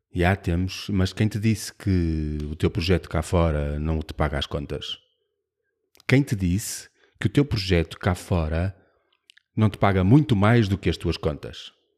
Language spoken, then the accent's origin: Portuguese; Braga, Norte, Portugal; eu sou de Braga